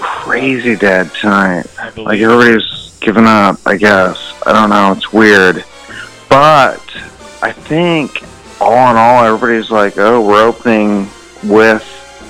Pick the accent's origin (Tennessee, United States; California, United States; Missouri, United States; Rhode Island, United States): California, United States; Orange County, Riverside; also born or lived in Fremont, California; Grew up in Orange County, Riverside.